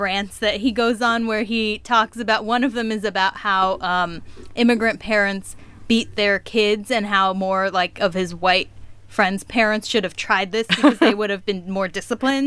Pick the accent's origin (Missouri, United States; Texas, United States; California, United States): California, United States; Orange County; moved away as an adult; now in Washington, D.C., United States; I was born and raised in Orange County, California, and now live in Washington, D.C